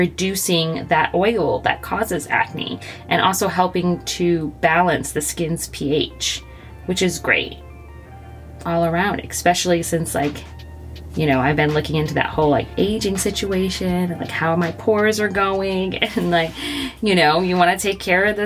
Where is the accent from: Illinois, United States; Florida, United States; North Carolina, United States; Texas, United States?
Florida, United States; moved away; I grew up in Florida